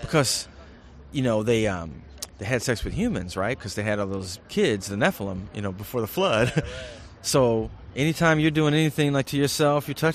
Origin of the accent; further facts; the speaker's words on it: Flint, Michigan, United States; I grew up in Flint, Michigan during the crack explosion